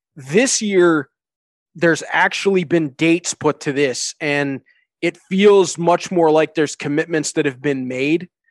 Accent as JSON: {"language": "English", "town": "Hamilton", "region": "Ontario", "country": "Canada", "tie": "born or raised there", "said": "I get to be the voice of hockey in my hometown"}